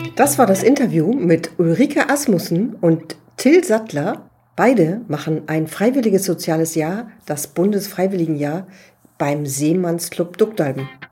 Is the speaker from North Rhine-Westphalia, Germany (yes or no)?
no; Hamburg, Germany; als ja, Hamburgerin